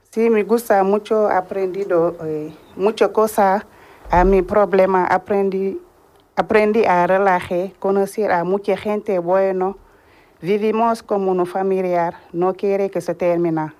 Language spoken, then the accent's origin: Spanish; Mali; Spanish is a second language; moved away as an adult; now in Seville, Spain; yo soy de Mali. Llego a España un año.